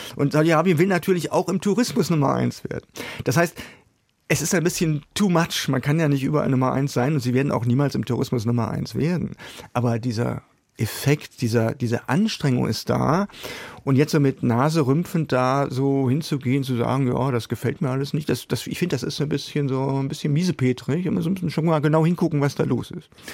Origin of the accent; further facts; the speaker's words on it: Germany; wir sollten gerade als Deutsche